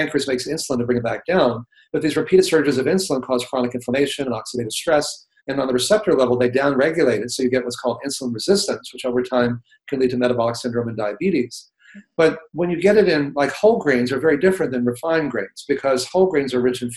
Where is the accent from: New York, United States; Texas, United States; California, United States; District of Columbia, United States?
Texas, United States; when I grew up in Texas eating, you know, a lot of cheeseburgers and chalupas